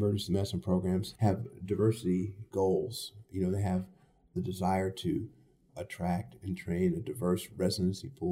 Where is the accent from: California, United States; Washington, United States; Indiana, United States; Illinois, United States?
Illinois, United States; Chicago; also born or lived in Stanford / St. Louis; I was born in Chicago and grew up here.